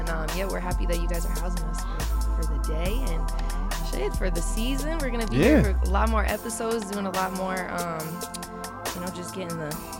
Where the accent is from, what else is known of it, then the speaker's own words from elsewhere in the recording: Colorado, United States; Born and raised in Colorado.